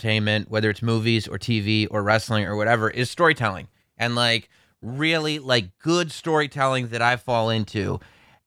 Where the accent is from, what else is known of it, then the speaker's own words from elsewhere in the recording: Westchester, New York, United States; I'm from Westchester